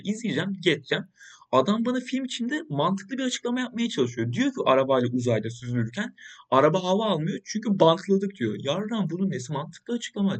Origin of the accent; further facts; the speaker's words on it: Turkey; Biz Türkler olarak